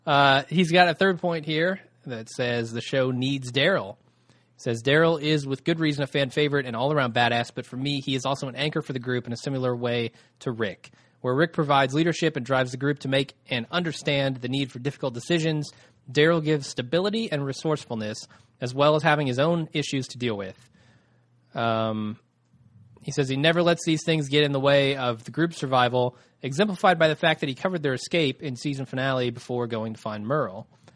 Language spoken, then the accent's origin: English; Ireland; now in London, United Kingdom; but then again, I'm an Irish guy living in London, so what do I know?